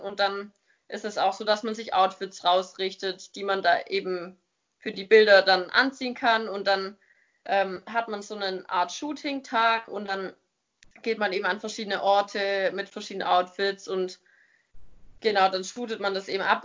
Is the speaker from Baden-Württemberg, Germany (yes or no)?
yes; near Stuttgart, Baden-Württemberg, Germany; ich komme aus der Nähe von Stuttgart